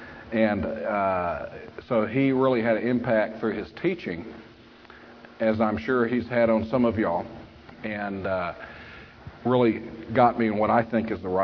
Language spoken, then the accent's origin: English; Texas, United States; also born or lived in Prince George's County, Maryland; I'm basically from Texas. And back in the early 70s, I grew up Southern Baptist like all good Texans used